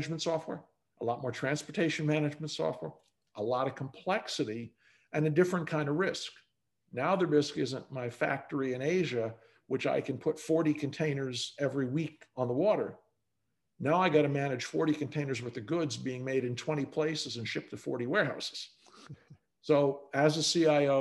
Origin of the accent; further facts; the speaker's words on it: New York, United States; also born or lived in Boston; now in Texas, United States; I'm a New Yorker by birth, and I've lived in Boston and New York in dense cities.